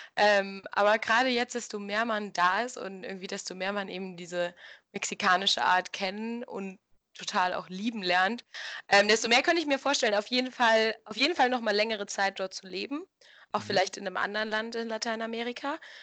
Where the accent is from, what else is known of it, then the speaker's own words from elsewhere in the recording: Germany; moved away as an adult; now in Mexico; als Deutscher